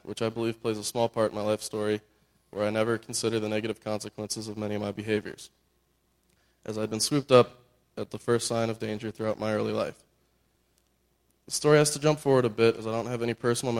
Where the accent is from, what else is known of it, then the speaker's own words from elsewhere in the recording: Northern Virginia, United States; also born or lived in California; we moved from California to the East Coast. I was almost 4. While living in Northern Virginia